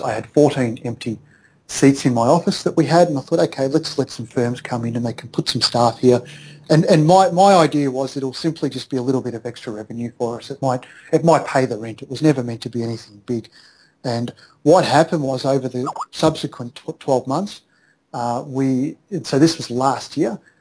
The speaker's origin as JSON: {"language": "English", "country": "Australia", "moved": "as an adult", "lives_now": "Philippines"}